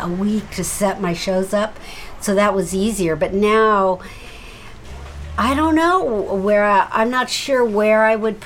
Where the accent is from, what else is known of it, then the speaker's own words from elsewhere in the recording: Seattle, Washington, United States; moved away; also born or lived in San Francisco; I'm from Seattle